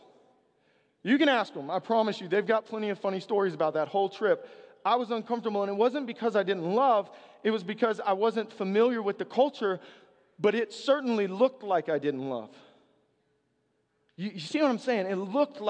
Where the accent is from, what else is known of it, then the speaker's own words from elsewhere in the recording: the South, United States; I'm from the South